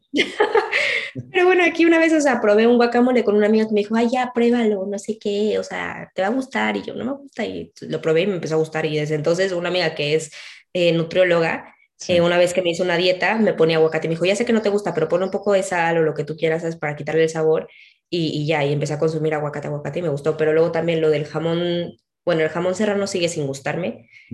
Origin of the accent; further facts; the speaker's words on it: Mexico; now in Spain; a nosotros en México nos suena chistoso